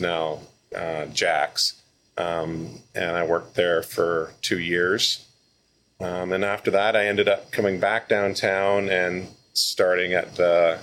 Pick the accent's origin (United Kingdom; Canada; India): Canada; Victoria, British Columbia; Born and raised in Victoria